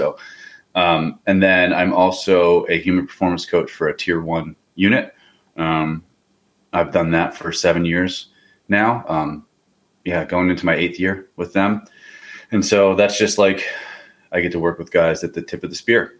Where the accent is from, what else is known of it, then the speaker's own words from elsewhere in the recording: Pennsylvania, United States; I grew up hunting in Pennsylvania.